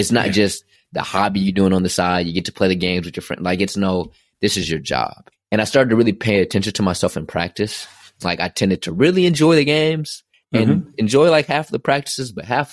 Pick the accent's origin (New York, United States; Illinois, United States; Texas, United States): Texas, United States; Dallas; moved away as an adult; also born or lived in Philadelphia; I'm leaving home. I'm from Dallas, Texas. I went to Philadelphia